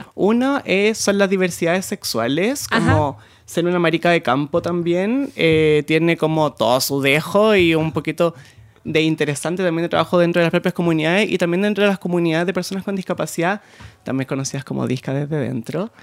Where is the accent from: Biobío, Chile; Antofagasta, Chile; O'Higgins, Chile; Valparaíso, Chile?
O'Higgins, Chile; Sixth Region; Soy del campo, de la sexta región